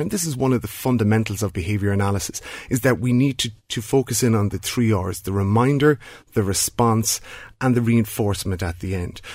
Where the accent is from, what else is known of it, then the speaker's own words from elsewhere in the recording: Ireland; a country like Ireland, where we all identify as being Irish